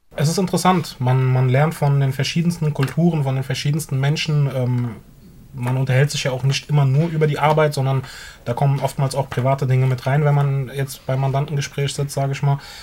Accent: Frankfurt, Hesse, Germany; Ich komme aus Frankfurt und meine Eltern sind ursprünglich aus der Türkei hierher gekommen

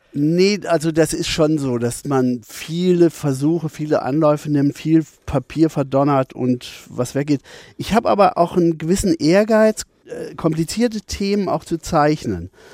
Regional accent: Bielefeld, North Rhine-Westphalia, Germany; ich bin nicht direkt in Bielefeld groß geworden, sondern auf dem Dorf bei Bielefeld, das heißt Thesen

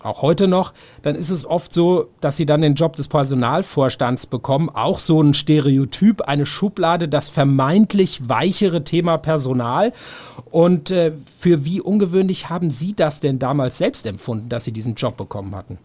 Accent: Swabia, Baden-Württemberg, Germany; Ich komme aus Schwabenland

